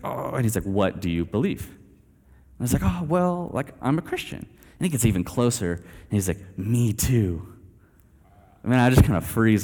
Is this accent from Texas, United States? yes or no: yes; Aledo, Texas, United States; moved away as an adult; also born or lived in Eastern Asia; I grew up here in Alito and actually in this church